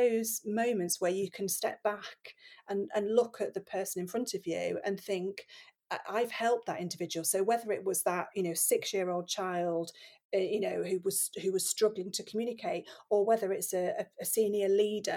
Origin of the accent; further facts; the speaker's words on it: Nottingham, East Midlands, United Kingdom; I grew up in Nottingham